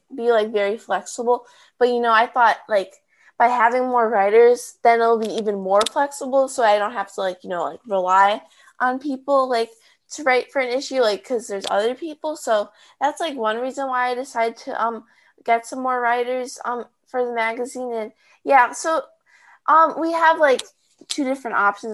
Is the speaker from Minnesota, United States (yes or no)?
no; Chicago, Illinois, United States; I'm from Chicago